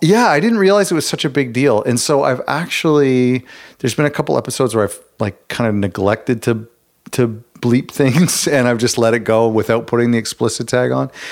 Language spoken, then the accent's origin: English; Toronto, Ontario, Canada; I'm from Ontario, Canada, Toronto area